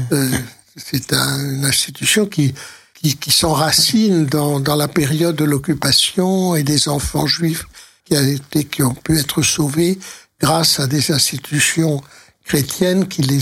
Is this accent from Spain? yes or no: yes; Spain; mais j'ai connu des, des juifs d'Espagne parce que je suis espagnol moi-même et donc nous avons euh, une langue en commun avec le ladino oui, qui est l'espagnol du 15 du siècle que les juifs ont conservé.